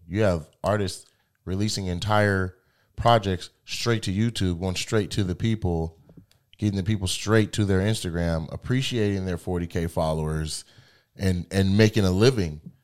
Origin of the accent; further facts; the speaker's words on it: Lacey, Washington, United States; I'm from Lacey